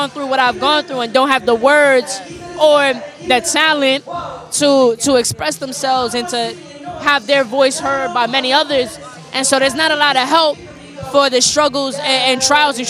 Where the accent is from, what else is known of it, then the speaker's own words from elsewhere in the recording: New York City, New York, United States; I'm from the Bronx, New York, really uptown, Kingsbridge, Fordham area